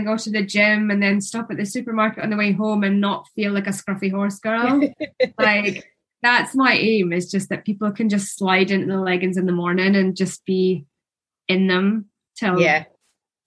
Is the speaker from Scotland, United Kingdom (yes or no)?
yes; Scotland, United Kingdom; I'm Scottish